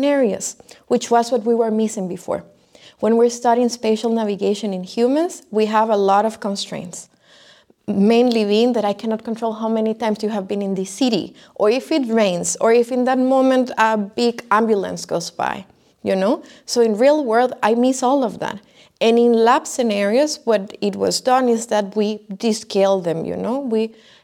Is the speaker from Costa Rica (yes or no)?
yes; Costa Rica; moved away as an adult; I am from Costa Rica